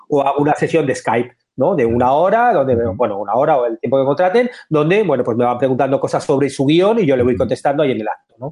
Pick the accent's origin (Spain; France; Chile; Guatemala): Spain; Madrid, Community of Madrid; moved away as an adult; now in Montevideo, Uruguay; yo soy madrileño, vivía en Madrid